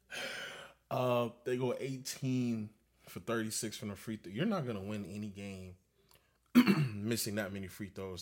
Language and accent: English; Broward, Florida, United States; I'm a nobody from Broward